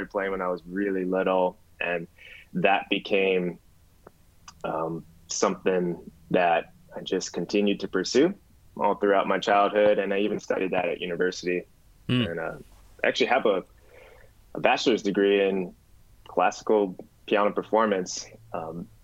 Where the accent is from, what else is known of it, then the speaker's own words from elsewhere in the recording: Hawaii, United States; now in Los Angeles, United States; I'm from Hawaii.